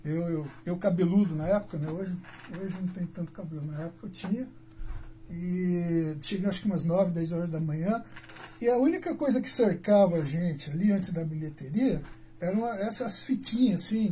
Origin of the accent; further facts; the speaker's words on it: Londrina, Paraná, Brazil; also born or lived in Alvorada do Sul, Paraná; nasci na Arvorada do Sul, tá? mas a minha cidade é Londrina